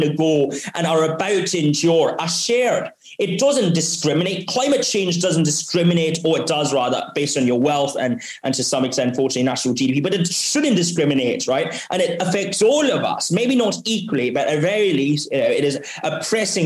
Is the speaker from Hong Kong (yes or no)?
yes; Hong Kong; also born or lived in Oxford, United Kingdom; I was born and raised here in Hong Kong